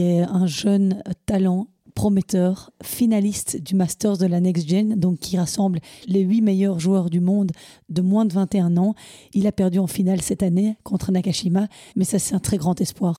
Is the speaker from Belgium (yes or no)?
yes; Walloon Brabant, Wallonia, Belgium; chez nous, en Wallonie, dans une province, le Brabant Wallon